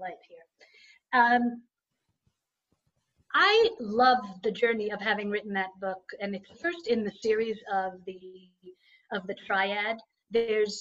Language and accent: English; Israel; moved away; growing up in Israel was the fact that I was put in an environment that I didn't know the language, I didn't know the customs